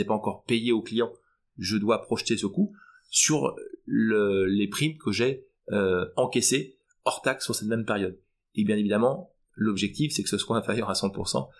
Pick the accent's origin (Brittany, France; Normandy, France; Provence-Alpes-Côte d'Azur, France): Brittany, France; la fierté euh, bretonne qui est dans mon ADN